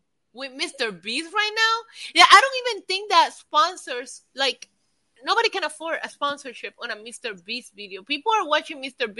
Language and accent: English; Puerto Rico; my home country falling apart and in desperate need for help and aid and anything that Puerto Rico could get